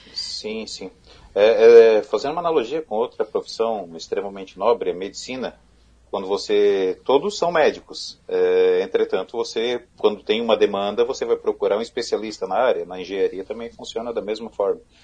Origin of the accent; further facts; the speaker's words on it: Criciúma, Santa Catarina, Brazil; eu sou da região sul do estado, de Criciúma